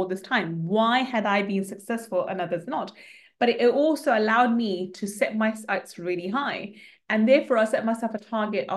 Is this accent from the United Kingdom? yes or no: yes; London, United Kingdom; I grew up in East London, council estate in East London.